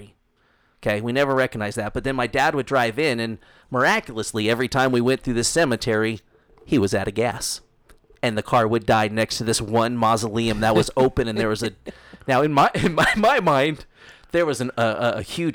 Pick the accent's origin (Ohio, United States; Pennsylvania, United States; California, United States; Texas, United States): California, United States; Southern Orange County; now in Utah, United States; originally, I'm from Southern Orange County, California.